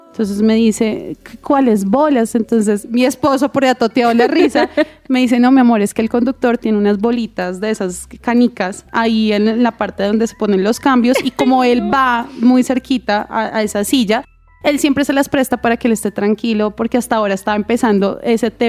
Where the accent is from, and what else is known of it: Colombia